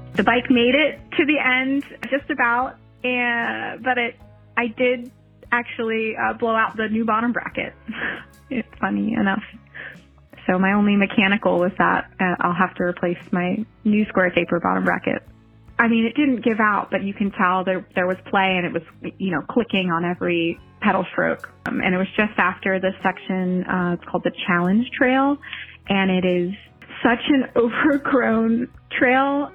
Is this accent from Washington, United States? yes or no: no; New Jersey, United States; now in St. Augustine, United States; I live in St. Augustine, Florida and I'm from New Jersey